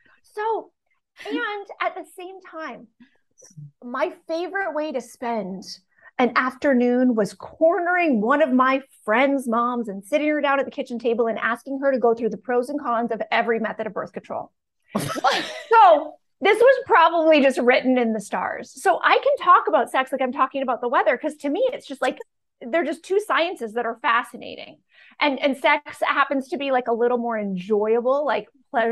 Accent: Canada; moved away as an adult; also born or lived in Bucks County, Pennsylvania; now in United States; this woman moved away from her family and her country alone at 21, because I'm from Canada

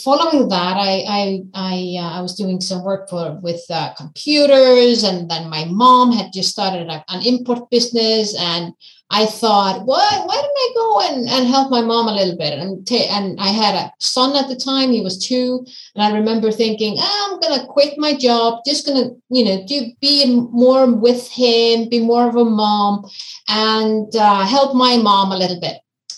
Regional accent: Iceland; also born or lived in United States; I'm from Iceland. I'm born, raised and living in Iceland.

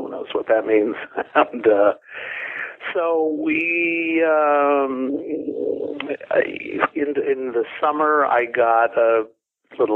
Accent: Los Angeles, California, United States; I grew up in Los Angeles in a great little neighborhood

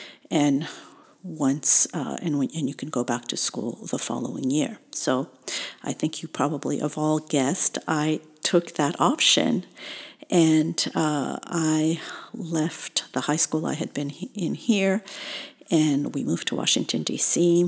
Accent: Tunisia; born there; I was born in Tunisia in North Africa, small country sandwiched between Algeria and Libya.

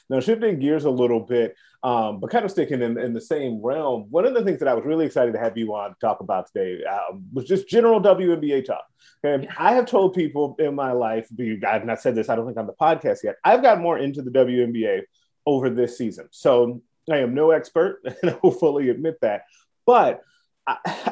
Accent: Chicago, Illinois, United States; I grew up in Chicago.

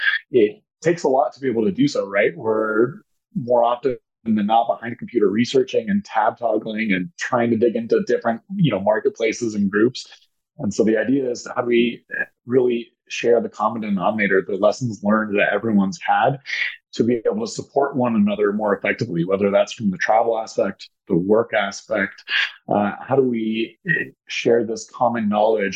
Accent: Denver, Colorado, United States; I'm from Denver, Colorado, local and loyal

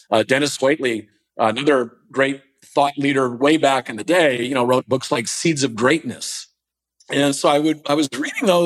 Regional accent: East Coast, United States; now in Southern California, United States; we're a little wimpy down here in Southern California. I didn't grow up here. I grew up on the East Coast

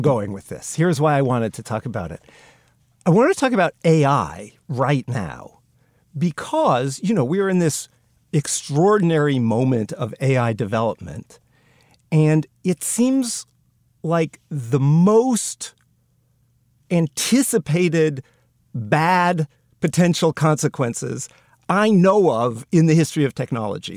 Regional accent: United States; being an American

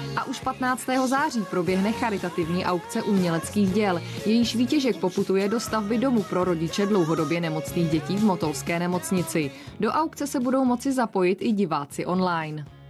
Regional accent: Ústí nad Labem, Ústí nad Labem Region, Czechia; Pocházím z Ústí nad Labem

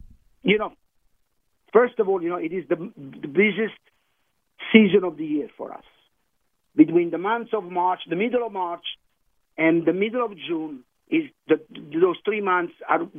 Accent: Campania, Italy; But I'm from the Amalfi Coast, I wanted to remind you, and our chef is from Tuscany.

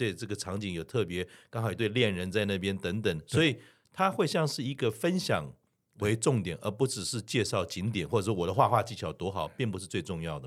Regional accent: Keelung, Keelung City, Taiwan; 因为我是基隆人

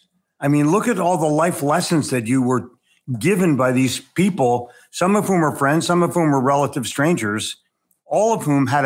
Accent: Philadelphia, Pennsylvania, United States; also born or lived in New York City; now in Charlotte, United States; I grew up in Philadelphia, sold in New York City, but was smart enough to move to Charlotte, North Carolina.

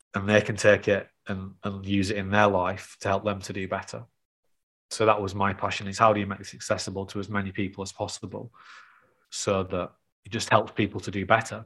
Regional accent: the north of England, United Kingdom; accent: North of England; my North of England accent

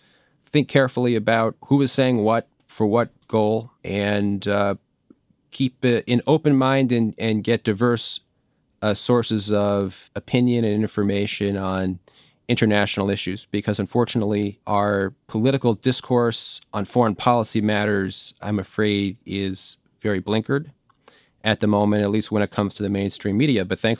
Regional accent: District of Columbia, United States; I grew up outside Washington, D.C., and 9/11 happened when I was in high school.

